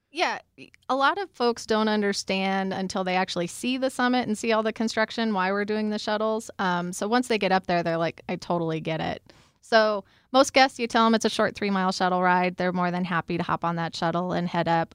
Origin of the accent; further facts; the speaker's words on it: Cañon City, Colorado, United States; grew up in Canyon City